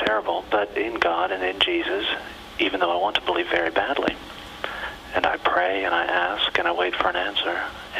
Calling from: Alabama, United States; I'm calling from Alabama.

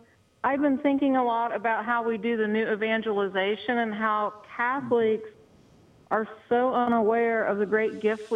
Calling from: Ohio, United States; I'm from a little north of Cincinnati. I'm from the Archdiocese of Cincinnati.

